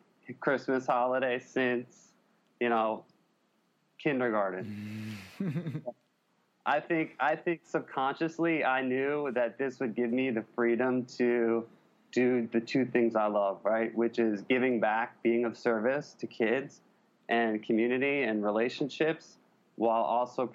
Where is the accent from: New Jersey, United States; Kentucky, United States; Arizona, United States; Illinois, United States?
New Jersey, United States; Hillsdale; moved away as an adult; also born or lived in New Hampshire / New York; now in Singapore; I grew up in Hillsdale, New Jersey, Bergen County, just outside New York City